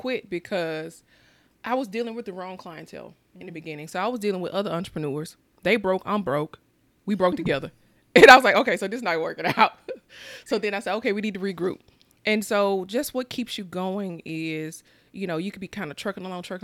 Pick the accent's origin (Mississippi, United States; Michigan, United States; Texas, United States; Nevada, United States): Mississippi, United States; growing up in Mississippi, we had the necessities, but we didn't have the extra